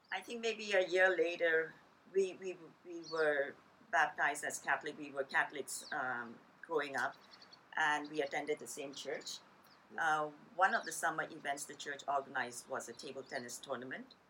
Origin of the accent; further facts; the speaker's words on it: Karachi, Sindh, Pakistan; also born or lived in Montreal, Canada; now in Vancouver, Canada; growing up in uh, Pakistan, there were about maybe 50 or so Chinese families uh, in Karachi, the city that I was born